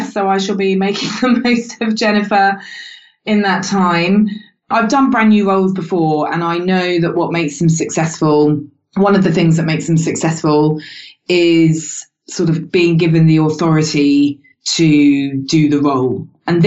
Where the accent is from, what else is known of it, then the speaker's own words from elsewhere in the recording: United Kingdom; I'm British